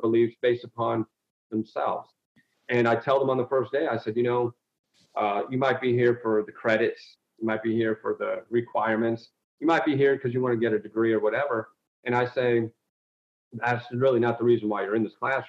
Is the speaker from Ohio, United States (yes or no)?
yes; Toledo, Ohio, United States; I'm an inner city kid. I came from East Toledo, raised an African-American family